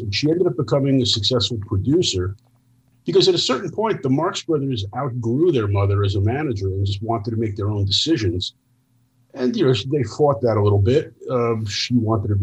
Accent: New York City, New York, United States; I grew up in New York City

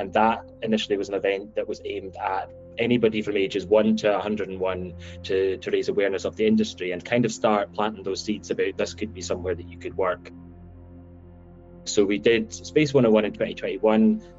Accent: Shetland, Scotland, United Kingdom; I'm actually originally from Shetland

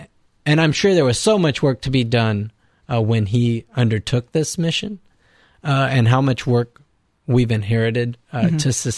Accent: Victoria, Texas, United States; from the Diocese of Victoria in Texas.

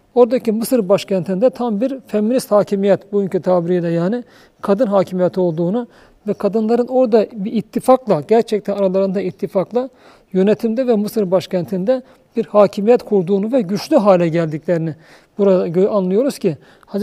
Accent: Uşak, Uşak Province, Turkey; Ben Uşaklıyım. Bizim Uşak'ın e, şeyleri çok odun kestim

